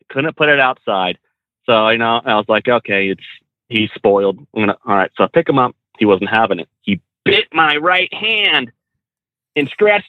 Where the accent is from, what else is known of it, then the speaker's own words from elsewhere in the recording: California, United States; now in Pensacola, United States; I'm from California, but I live in North Pensacola.